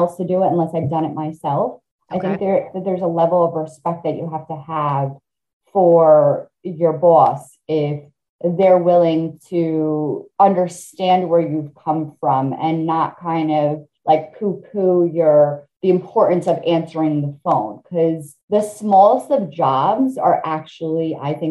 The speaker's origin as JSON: {"language": "English", "country": "Italy", "tie": "born or raised there", "moved": "yes", "said": "We were immigrants. I'm an immigrant. I was born in Italy."}